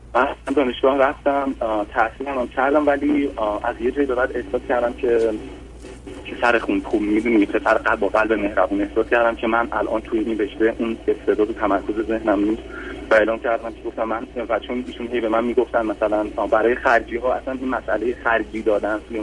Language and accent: Persian; Iran; moved away as an adult; از سال 2013 هستش که از ایران بیرون اومدم